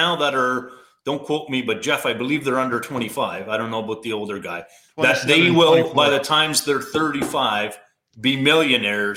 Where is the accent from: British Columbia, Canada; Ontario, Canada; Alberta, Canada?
Ontario, Canada; South Porcupine; moved away; I'm actually from South Porcupine, not Timmins.